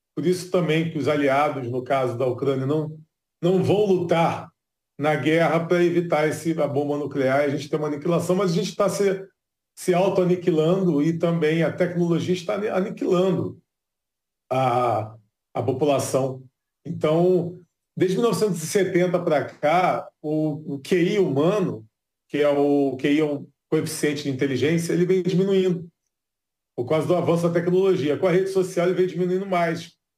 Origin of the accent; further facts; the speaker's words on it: Rio de Janeiro, Brazil; O Rio de Janeiro, por exemplo, que é a cidade que eu nasci e cresci